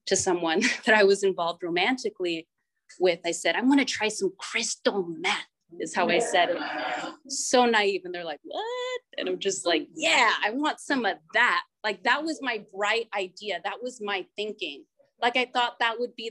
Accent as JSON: {"language": "English", "region": "Northern California", "country": "United States", "tie": "born or raised there", "said": "I'm from Northern California, and I actually grew up in a small town"}